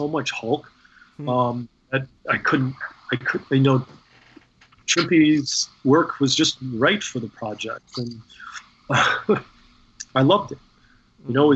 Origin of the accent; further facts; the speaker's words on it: Kansas, United States; I was a kid growing up in Kansas at the time